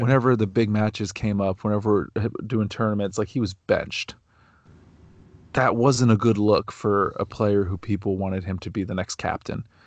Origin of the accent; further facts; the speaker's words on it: Northeast Ohio, United States; I'm from Northeast Ohio. My family's all from Cleveland. I was the first … born outside of Cleveland